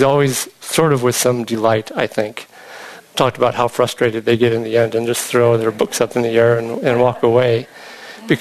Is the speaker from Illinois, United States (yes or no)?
yes; Illinois, United States; moved away; I was growing up in Illinois